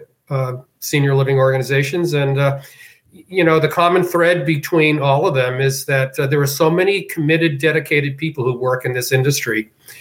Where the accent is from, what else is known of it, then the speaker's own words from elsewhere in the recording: Boston, Massachusetts, United States; moved away as an adult; also born or lived in South Florida / Chicago; now in New Jersey, United States; I grew up in Boston, and after I got out of college, I lived in Boston for 12 years